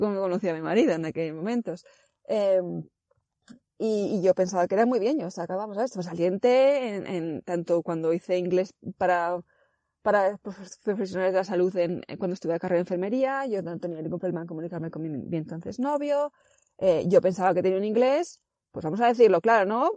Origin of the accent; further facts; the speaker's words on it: Zaragoza, Aragon, Spain; moved away as an adult; also born or lived in Ireland; now in Denmark; yo soy de Zaragoza